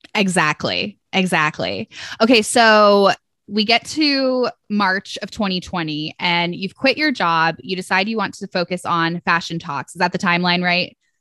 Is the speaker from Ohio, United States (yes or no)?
yes; Ohio, United States; also born or lived in Atlanta; Ohio is my, you know, my home state and where I currently live.